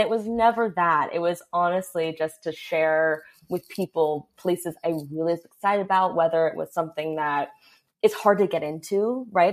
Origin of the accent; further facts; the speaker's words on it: Los Angeles, California, United States; I was only aware of the things in my surroundings in, you know, Studio City area